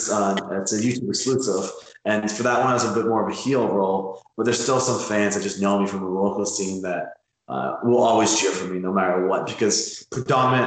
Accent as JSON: {"language": "English", "town": "Hamilton", "region": "Ontario", "country": "Canada", "said": "I'm from Hamilton, which is just outside Toronto"}